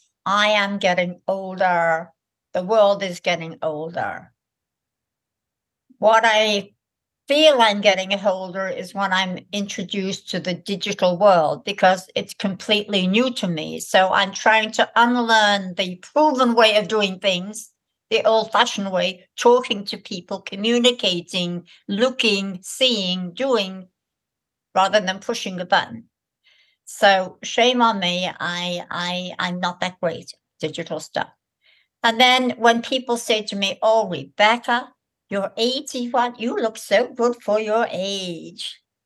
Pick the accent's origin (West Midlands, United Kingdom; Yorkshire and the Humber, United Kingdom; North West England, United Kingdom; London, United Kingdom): North West England, United Kingdom; Liverpool; accent: Liverpool; I came from Liverpool, poor part of Liverpool, and I got into this very nice college. I had a very strong Liverpool accent.